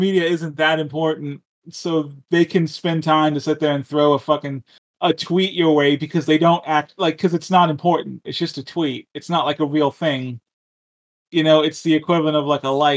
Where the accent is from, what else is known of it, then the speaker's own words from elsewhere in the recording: Texas, United States; I grew up in Texas